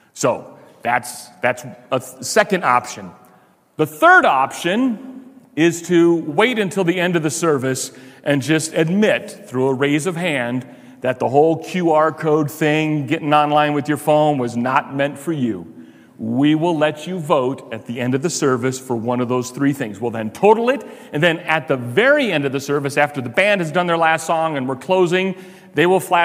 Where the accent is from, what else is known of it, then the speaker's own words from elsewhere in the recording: Chicago, Illinois, United States; now in Pueblo, United States; I'm from Chicago